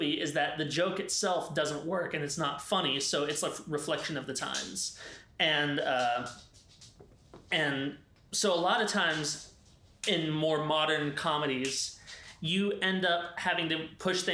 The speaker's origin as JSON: {"language": "English", "region": "the South", "country": "United States", "said": "we're from the South"}